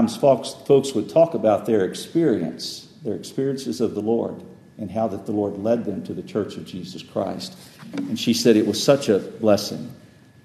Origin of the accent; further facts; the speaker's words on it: Texas, United States; I grew up in Texas about 100 years ago